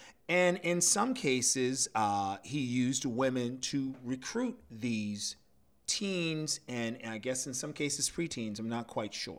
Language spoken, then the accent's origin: English; United States; as an American growing up